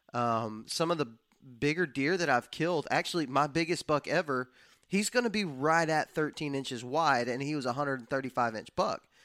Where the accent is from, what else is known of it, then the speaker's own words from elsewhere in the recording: West Texas, United States; now in Alabama, United States; That's where I was born and raised at, and it was not even a thought that entered my mind growing up in West Texas.